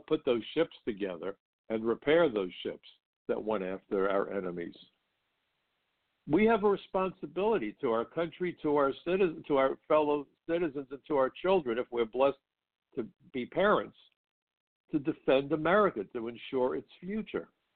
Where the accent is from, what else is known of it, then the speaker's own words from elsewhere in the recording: New York City, New York, United States; I grew up in Brooklyn, and Brooklyn's a tough place